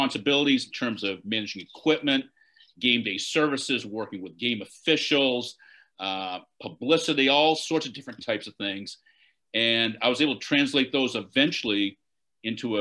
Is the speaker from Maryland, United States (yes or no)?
no; Lincoln, Maine, United States; also born or lived in Boston; growing up in Lincoln, Maine, which is a small community